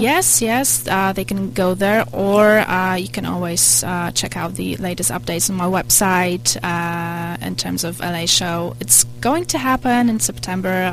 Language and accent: English; Poland; now in United States; I come from Poland and I was raised in a communist country